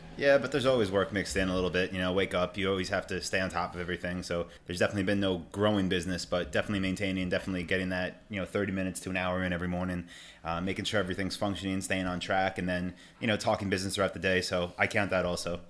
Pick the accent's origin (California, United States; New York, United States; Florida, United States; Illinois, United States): New York, United States; Long Island; moved away; I'm from New York, I'm from Long Island